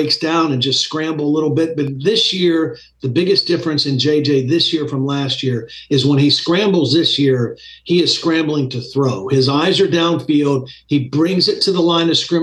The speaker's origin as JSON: {"language": "English", "region": "Ohio", "country": "United States", "said": "I'm an Ohio guy. I'm from Ohio"}